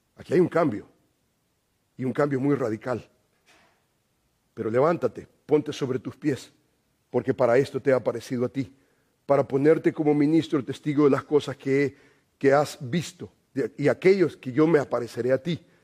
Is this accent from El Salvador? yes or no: yes; El Salvador; moved away; yo soy salvadoreño